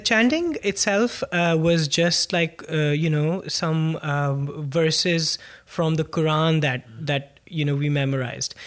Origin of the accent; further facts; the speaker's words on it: Pakistan; moved away as an adult; also born or lived in Lancaster, Pennsylvania; now in New York, United States; born and raised in Pakistan. Uh, I was there